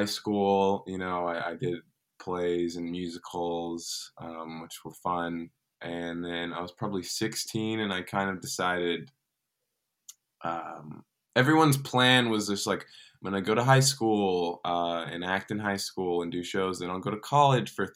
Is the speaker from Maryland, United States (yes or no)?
no; Dallas, Texas, United States; I grew up in Dallas, Texas